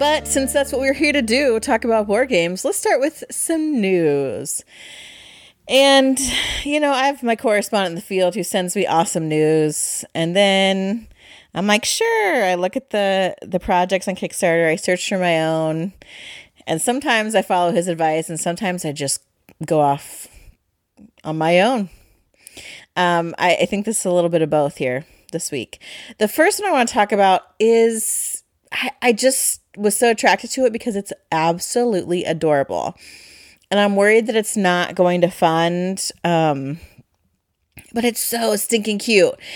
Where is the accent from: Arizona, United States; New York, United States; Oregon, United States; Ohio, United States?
Ohio, United States; we're from Ohio